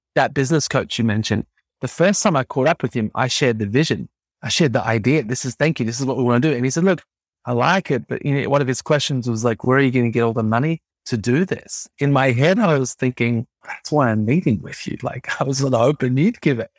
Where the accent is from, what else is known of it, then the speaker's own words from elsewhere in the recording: Melbourne, Victoria, Australia; And I grew up in Melbourne, Australia